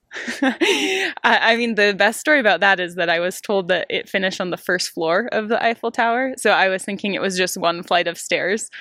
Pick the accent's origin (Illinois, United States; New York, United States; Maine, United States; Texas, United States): Maine, United States; moved away as an adult; now in Europe; I'm actually from Maine, so it's pretty far from here.